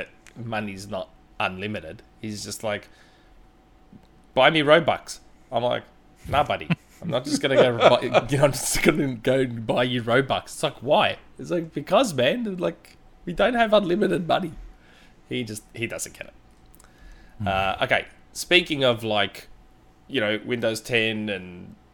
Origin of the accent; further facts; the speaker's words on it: Australia; as an Australian peasant